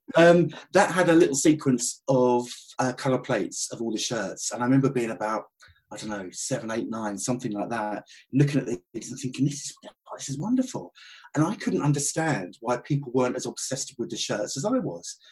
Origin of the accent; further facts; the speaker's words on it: Southend-on-Sea, East of England, United Kingdom; Southend were my local side